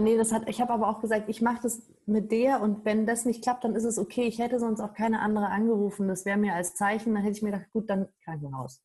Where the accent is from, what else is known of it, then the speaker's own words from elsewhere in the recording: Germany; bei uns in Deutschland